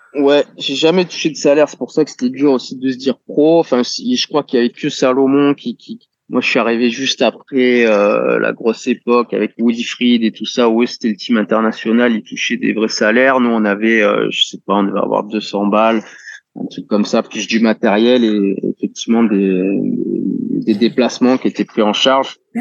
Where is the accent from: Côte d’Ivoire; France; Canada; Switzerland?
France; Toulon, Provence-Alpes-Côte d'Azur; je suis né à Toulon et j'ai grandi à Toulon